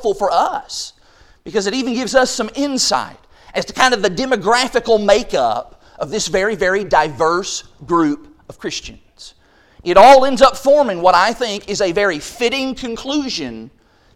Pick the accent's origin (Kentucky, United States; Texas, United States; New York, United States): Kentucky, United States; Quail; our cable channel growing up in Quail, Kentucky, it was channel number 10